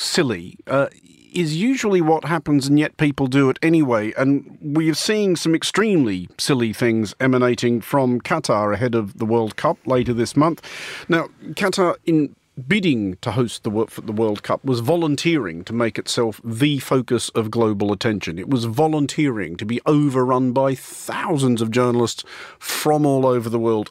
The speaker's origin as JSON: {"language": "English", "country": "Australia", "said": "as an Australian"}